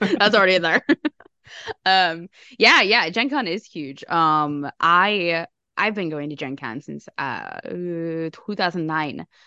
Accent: Chicago, Illinois, United States; as another Chicagoan here

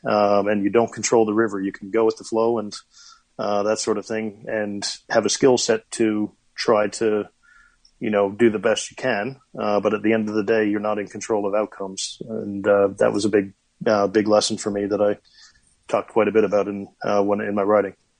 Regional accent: Corner Brook, Newfoundland and Labrador, Canada; now in New Zealand; my hometown of Corner Brook, Newfoundland

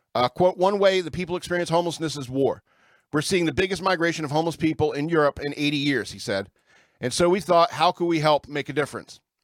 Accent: the South, United States; I grew up in the South

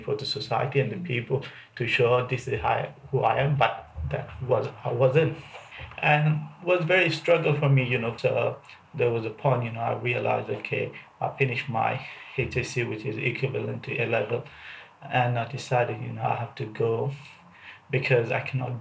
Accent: Dhaka, Dhaka Division, Bangladesh; moved away as an adult; now in United Kingdom; I'm from Dhaka, Bangladesh.

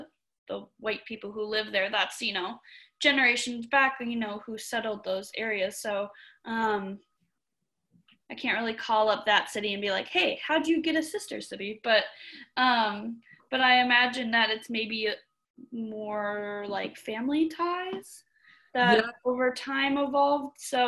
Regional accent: Minnesota, United States; I grew up in Minnesota

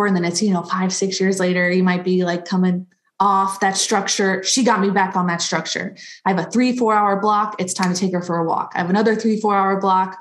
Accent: Cocoa, Florida, United States; I'm from Cocoa, Florida, which everybody says, oh, Cocoa Beach, Cocoa Beach. So yeah, Central Florida, East Coast, right by the Space Center

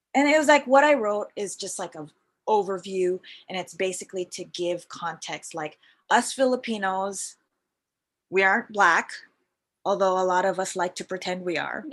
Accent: Vancouver, British Columbia, Canada; moved away as an adult; also born or lived in Philippines; now in Toronto, Canada; I moved to Toronto from Vancouver after when I was your age. I was mm-hmm. like 27.

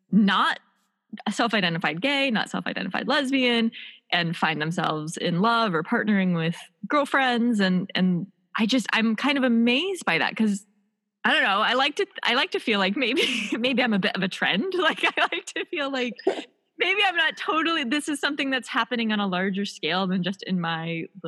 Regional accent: Midwest, United States; because obviously I come from the Midwest, courting looks like a very specific thing, kind of, you know, from what I grew up with.

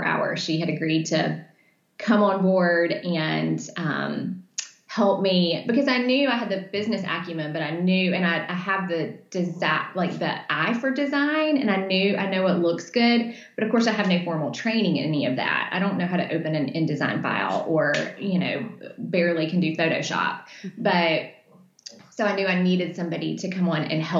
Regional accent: Birmingham, Alabama, United States; I'm from Birmingham

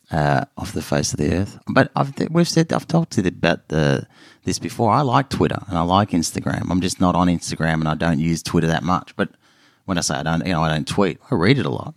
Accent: Melbourne, Victoria, Australia; I grew up in Melbourne

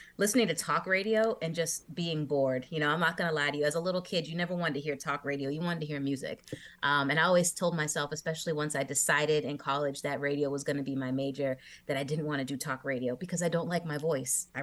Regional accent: Massachusetts, United States; I grew up listening to Jammin' 94.5 in Massachusetts

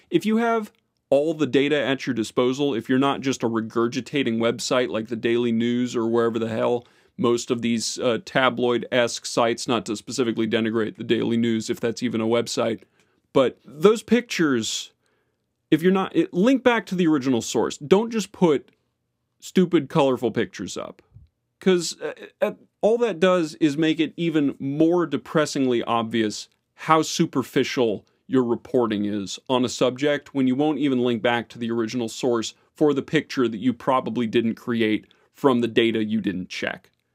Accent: Florida, United States; my hometown, Florida

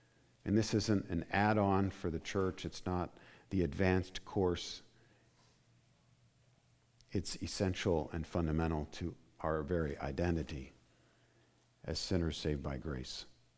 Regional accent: Indiana, United States; I grew up in Indiana at one point, and there are limestone quarries

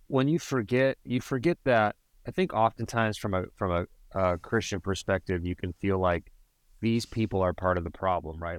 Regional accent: Cleveland, Ohio, United States; moved away; I'm originally from Cleveland

